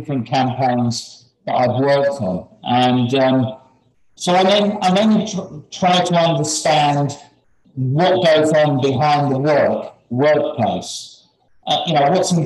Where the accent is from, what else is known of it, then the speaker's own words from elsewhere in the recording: United Kingdom; moved away; being a Brit